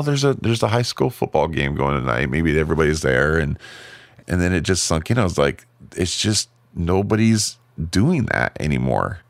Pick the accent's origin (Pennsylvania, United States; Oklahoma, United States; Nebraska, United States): Nebraska, United States; Fremont; born or raised there; moved away; also born or lived in Lincoln, Nebraska